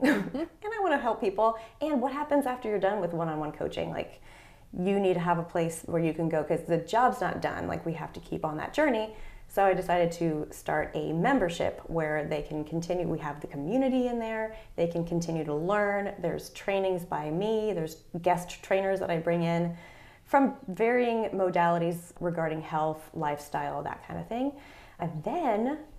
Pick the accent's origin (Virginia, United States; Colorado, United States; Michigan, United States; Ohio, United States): Virginia, United States; Fairfax County; also born or lived in Washington, D.C.; I grew up in Fairfax County, Virginia, so outside of D.C. I was born in D.C., lived in Northern Virginia for my whole life